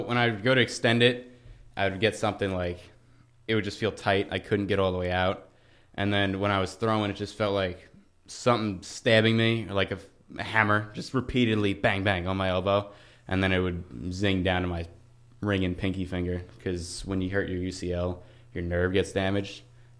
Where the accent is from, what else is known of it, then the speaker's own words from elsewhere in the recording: Lindenhurst, New York, United States; So I am from Long Island, New York, right? A little town called Lindenhurst.